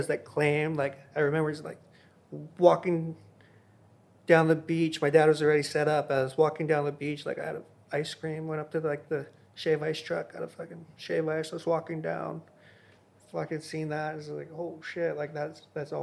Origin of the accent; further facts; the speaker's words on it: Hawaii, United States; I was born and raised in Hawaii.